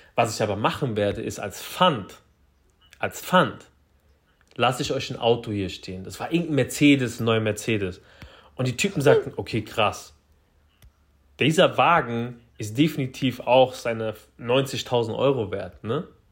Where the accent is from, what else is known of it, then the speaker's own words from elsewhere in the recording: Frankfurt, Hesse, Germany; bei uns in Frankfurt